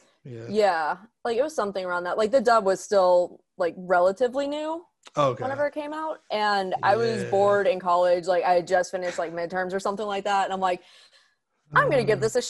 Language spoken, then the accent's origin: English; Pittsburgh, Pennsylvania, United States; I live in Pittsburgh, grew up here